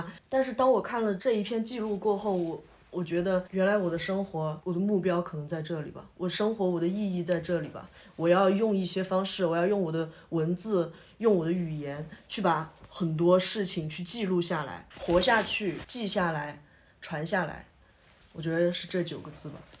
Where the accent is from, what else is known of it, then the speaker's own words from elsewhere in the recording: China; 我们作为中国人，我们并不需要一些其他的人来告诉你你应该怎样去爱国